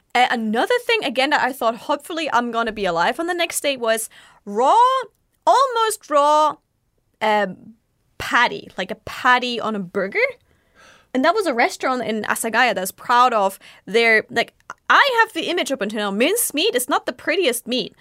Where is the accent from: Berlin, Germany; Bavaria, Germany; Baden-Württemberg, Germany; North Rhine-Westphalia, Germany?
Bavaria, Germany; now in Japan; you can tell I come from Bavaria